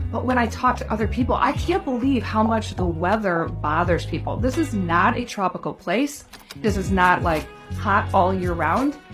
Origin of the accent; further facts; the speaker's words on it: Midwest, United States; moved away; I'm from the Midwest and so I'm used to definitely four seasons and really cold winters.